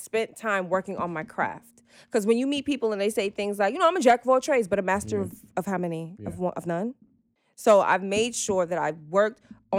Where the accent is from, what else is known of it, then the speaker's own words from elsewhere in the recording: Jamaica; now in Brooklyn, United States; I'm from Jamaica. I live in Brooklyn